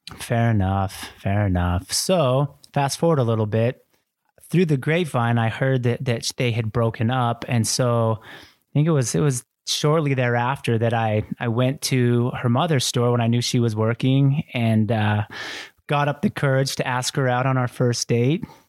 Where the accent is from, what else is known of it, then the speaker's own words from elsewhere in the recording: Kaysville, Utah, United States; also born or lived in Argentina; I was raised in Kaysville, Utah, like white Mormon capital of the world